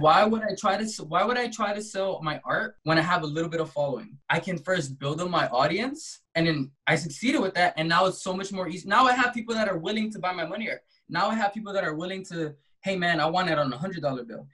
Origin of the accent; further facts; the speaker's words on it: Compton, California, United States; I'm an artist from Compton, California